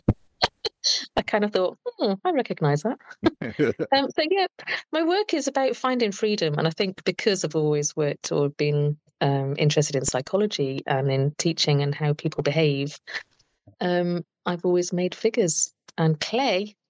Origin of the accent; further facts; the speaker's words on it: Telford, West Midlands, United Kingdom; Always lived in Telford in UK